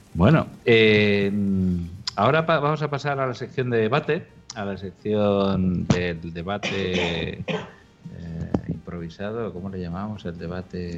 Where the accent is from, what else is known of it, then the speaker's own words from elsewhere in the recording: Catalonia, Spain; accent: Catalan; nuestro acento catalán y con nuestra L geminada